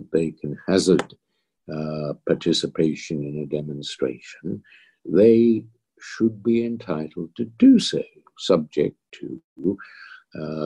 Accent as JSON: {"language": "English", "country": "Australia", "also_born_or_lived": "London, United Kingdom", "moved": "yes", "lives_now": "United Kingdom", "said": "being an Australian"}